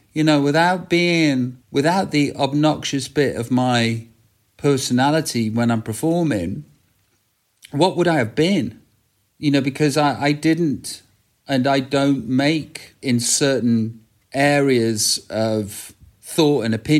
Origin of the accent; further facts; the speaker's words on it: England, United Kingdom; it's simple, as Middle England, because I'm from Middle England. That's where I'm from.